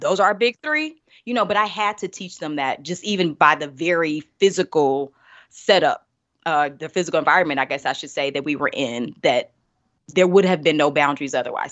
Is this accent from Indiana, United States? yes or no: yes; Indianapolis, Indiana, United States; also born or lived in Birmingham, Alabama; I'm originally from Indianapolis, born, raised